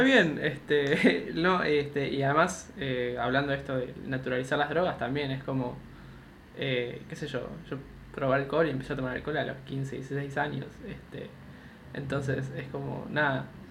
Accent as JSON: {"language": "Spanish", "region": "Buenos Aires", "country": "Argentina", "also_born_or_lived": "China"}